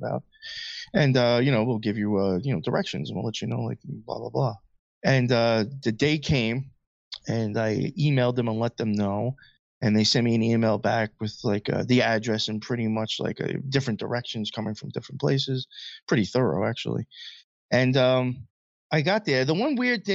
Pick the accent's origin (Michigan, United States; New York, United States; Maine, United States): New York, United States; Long Island; also born or lived in Queens, New York; I grew up out in Long Island most of my life. And now I'm in Queens